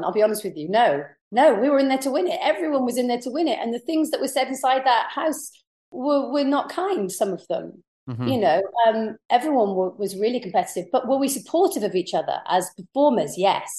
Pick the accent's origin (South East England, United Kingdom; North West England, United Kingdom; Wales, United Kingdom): Wales, United Kingdom; Pembrokeshire; accent: posh; coming from Pembrokeshire, I always sound a little bit posh. So it kind of played in my favour. And being Welsh, I had quite a melodic voice.